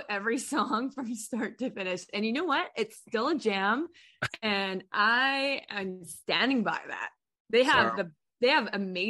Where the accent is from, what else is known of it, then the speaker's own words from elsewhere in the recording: Kelowna, British Columbia, Canada; We're a Canadian band from Kelowna, British Columbia, Canada.